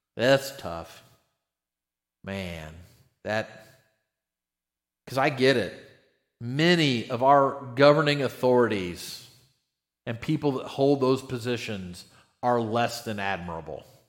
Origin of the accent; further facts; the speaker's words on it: United States; we're really fortunate as American Christians.